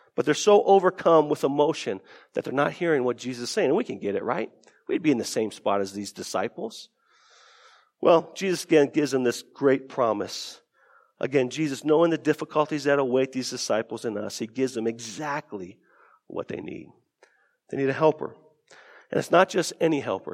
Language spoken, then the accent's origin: English; Tucson, Arizona, United States; we lived, we grew up in Tucson, Arizona, uh, my family